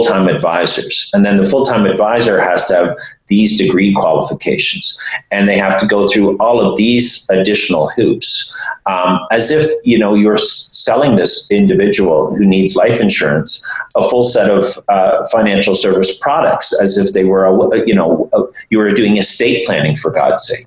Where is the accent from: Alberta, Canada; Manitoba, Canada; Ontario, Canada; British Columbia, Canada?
Ontario, Canada; Toronto; my hometown here, Toronto